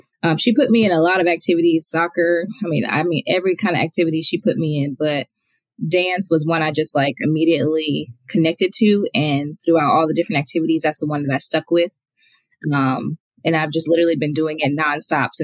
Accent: Silver Spring, Maryland, United States; now in Lilburn, United States; I'm originally from Silver Spring, Maryland, but I currently live in Lilburn, Georgia

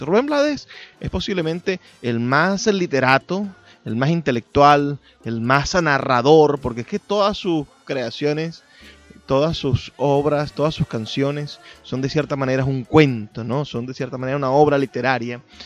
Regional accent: Venezuela; nuestra identidad como latinoamericanos, como venezolanos

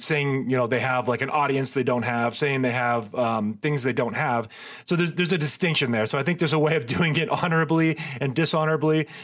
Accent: Marin, California, United States; I grew up in Marin

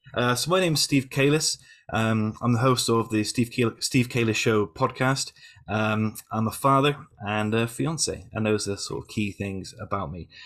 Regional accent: Yeovil, South West England, United Kingdom; I came back to Yeovil, my hometown

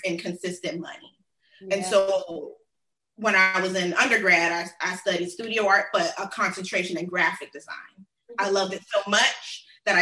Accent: Miami, Florida, United States; also born or lived in Tallahassee; I was born in Miami and raised in like the South Florida area, that Tri-County

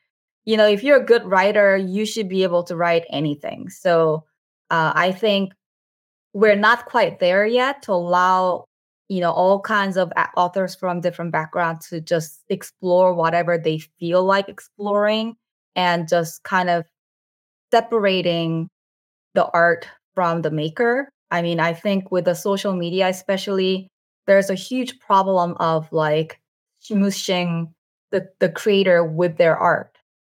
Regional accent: United States; Like, I never expected that would ever be the case when I was a teenager growing up in America.

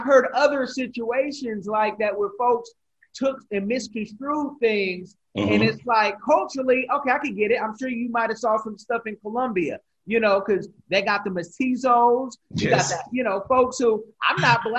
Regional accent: Oakland, California, United States; I'm from Oakland, all of Oakland.

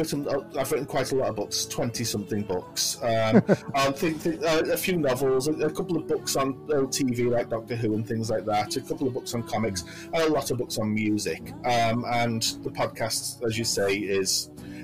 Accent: between Liverpool and Manchester, North West England, United Kingdom; accent: generic northern accent; I'm British. I live in Manchester, which is in the northwest of England. But my accent is actually—it's a sort of generic northern accent. My parents are from Liverpool, and there's a lot of Liverpool in my accent

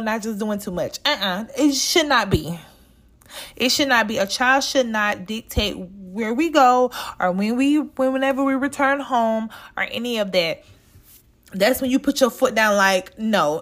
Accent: the South, Southern United States, United States; from down south

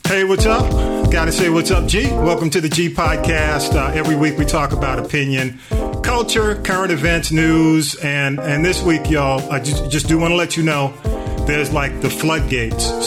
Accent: Atlanta, Georgia, United States; I'm a native

